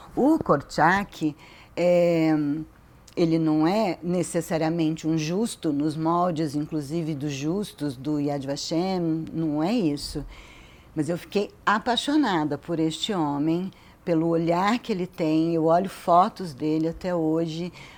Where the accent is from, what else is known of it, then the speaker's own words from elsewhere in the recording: Brazil; a gente é brasileiro